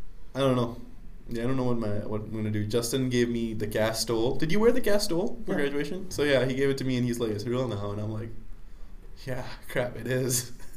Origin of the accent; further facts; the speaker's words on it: Pakistan; moved away as an adult; now in United States; I'm from Pakistan